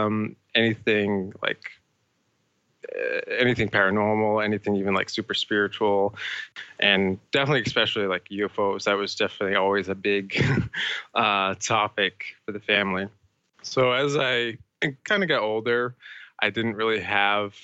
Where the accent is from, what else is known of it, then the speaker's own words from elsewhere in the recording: Bridgewater Triangle, Massachusetts, United States; I grew up in Massachusetts, the United States, in this very small area called, well, it's a part of an area called the Bridgewater Triangle